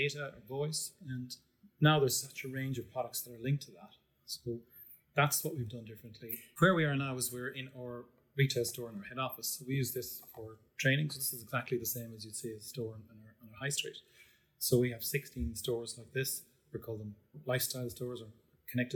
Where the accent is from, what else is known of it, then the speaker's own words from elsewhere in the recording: East Cork, Munster, Ireland; I'm from Cork originally. I grew up in a large family in East Cork, in a place called Glanthone